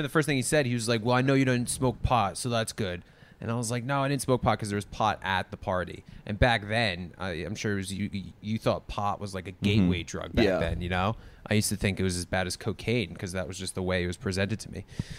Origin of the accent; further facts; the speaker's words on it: Rhode Island, United States; born middle class. My parents raised me, went to college, got a job, got married, grew up in Rhode Island.